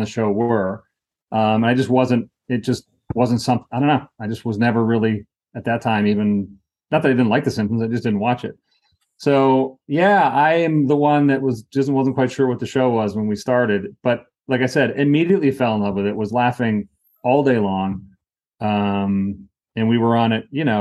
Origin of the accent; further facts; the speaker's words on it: New Hampshire, United States; moved away; I'm from New Hampshire